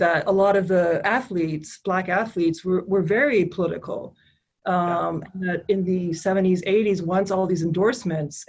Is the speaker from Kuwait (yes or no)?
yes; Kuwait; moved away as an adult; also born or lived in Canada / East Coast, United States; now in Dearborn, United States; I was born in Canada, I grew up in Kuwait, I came to the US when I was 18 and lived here for 20 years